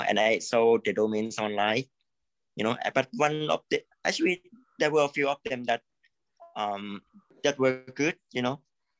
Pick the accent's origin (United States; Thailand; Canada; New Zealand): Thailand; Actually, I'm from Thailand.